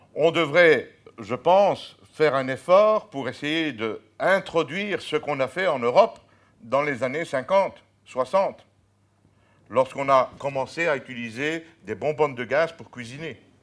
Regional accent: Charleroi, Wallonia, Belgium; je suis né à Charleroi

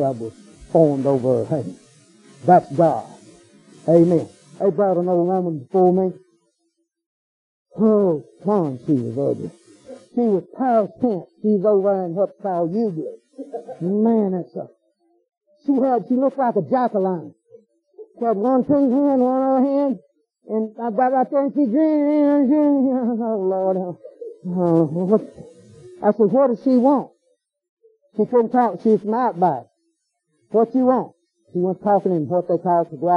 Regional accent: United States; I'm American

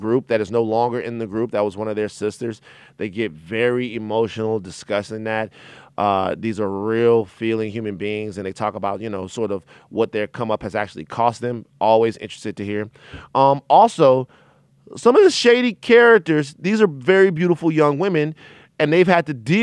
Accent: Baton Rouge, Louisiana, United States; I'm from Baton Rouge, Louisiana, where attacks on LGBT people and attacks on black men are commonplace

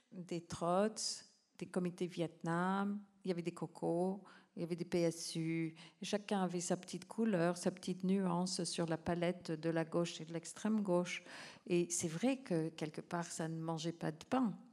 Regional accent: Calgary, Alberta, Canada; moved away; also born or lived in New Hampshire, United States; c'est justement le sens du nom de ma ville natale dans une langue autochtone, Calgary.

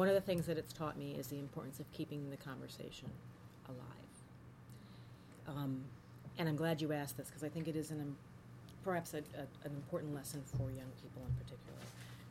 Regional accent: Minnesota, United States; I'm from Minnesota. My father's from Birmingham

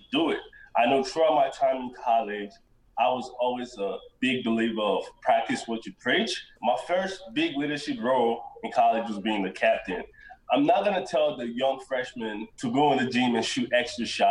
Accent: Nigeria; now in United States; I was born and raised in Nigeria

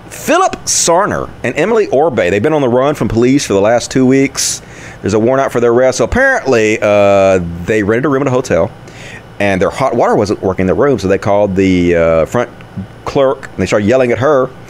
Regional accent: Sheffield, Yorkshire and the Humber, United Kingdom; I'm from Sheffield and I'm made of steel

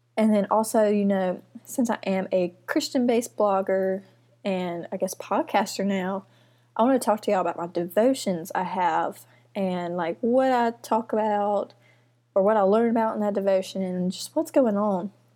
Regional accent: Mississippi, United States; I'm from Mississippi, have been here my whole life.

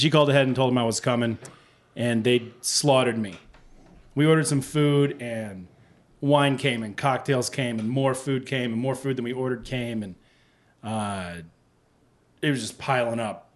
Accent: Texas, United States; now in Chicago, United States; growing up in Texas

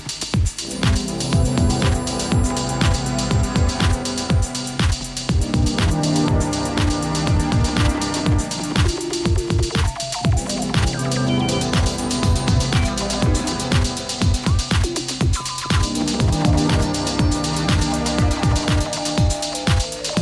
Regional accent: Gaeta, Lazio, Italy; my hometown, Gaeta, in Italy, by the sea

